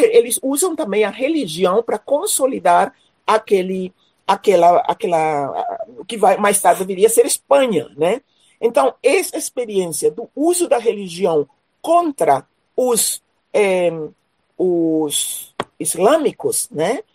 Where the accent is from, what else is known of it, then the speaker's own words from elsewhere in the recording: Paraguay; moved away as an adult; also born or lived in Recife, Brazil / Rio de Janeiro, Brazil / São Leopoldo, Brazil / Dourados, Mato Grosso do Sul, Brazil; now in Mato Grosso do Sul, Brazil; moro em Mato Grosso do Sul, sou nascida no Paraguai, vim para o Brasil para estudar